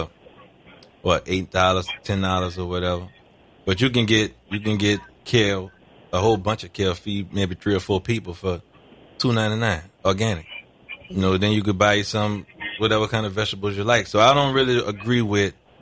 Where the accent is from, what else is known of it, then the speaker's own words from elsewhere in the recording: New Orleans, Louisiana, United States; We grew up in the St. Bernard Project